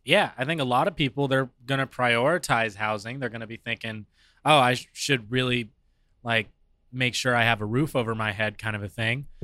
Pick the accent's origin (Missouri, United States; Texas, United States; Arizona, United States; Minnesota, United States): Arizona, United States; I was born and raised here in Arizona